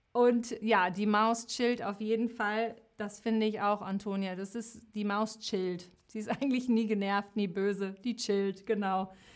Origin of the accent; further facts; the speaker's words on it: West Germany, Germany; ich bin im Westen geboren